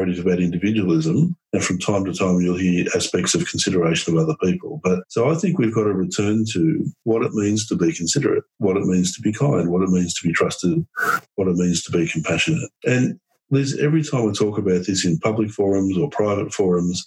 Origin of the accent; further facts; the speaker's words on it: Australia; As an Australian